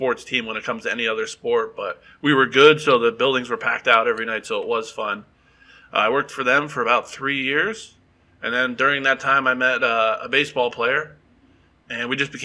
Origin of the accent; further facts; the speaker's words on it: Wilkes-Barre, Pennsylvania, United States; now in Texas, United States; I grew up in Wilkes-Barre. We're about an hour and a half from New York City.